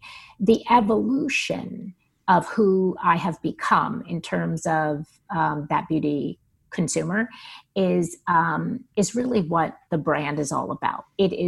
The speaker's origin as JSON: {"language": "English", "region": "East Coast", "country": "United States", "said": "I was from the East Coast. I lived in the East Coast. I lived in New York, and I had no intention on ever leaving."}